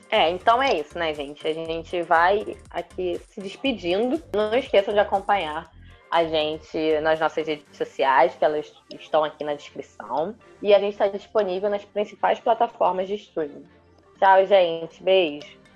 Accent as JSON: {"language": "Portuguese", "country": "Brazil", "said": "a gente é brasileiro"}